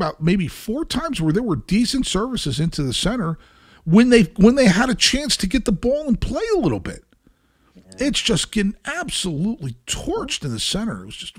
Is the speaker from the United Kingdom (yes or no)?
no; Brazil; I'm from Brazil.